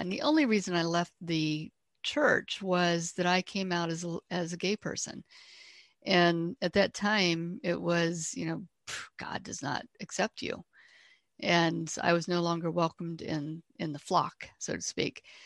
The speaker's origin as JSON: {"language": "English", "region": "Ohio", "country": "United States", "tie": "born or raised there", "said": "I grew up here in Ohio"}